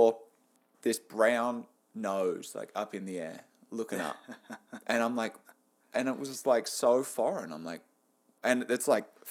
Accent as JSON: {"language": "English", "country": "Australia", "moved": "yes", "lives_now": "Canada", "said": "being Australian in Canada"}